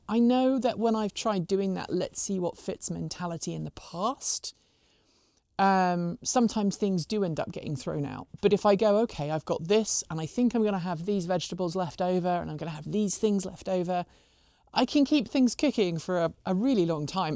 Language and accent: English; United Kingdom; also born or lived in Pacific Northwest; now in United States; I'm a Brit, we have turkey on Christmas Day